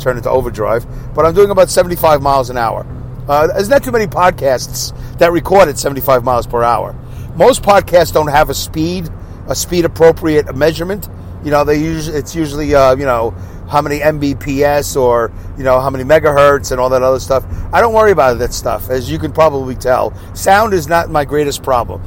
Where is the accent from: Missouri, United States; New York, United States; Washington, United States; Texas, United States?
New York, United States; Saugerties; accent: Brooklyn; my hometown of Saugerties